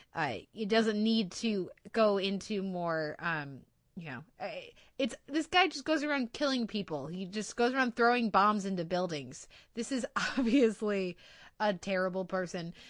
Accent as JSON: {"language": "English", "country": "United States", "said": "being an American viewer of T V"}